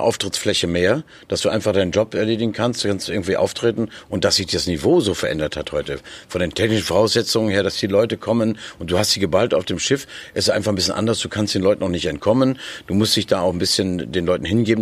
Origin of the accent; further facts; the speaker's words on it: Nordhorn, Lower Saxony, Germany; moved away as an adult; now in Berlin, Germany; Ich komme aus Nordhorn, da ist ein kleiner Fluss, die Fechte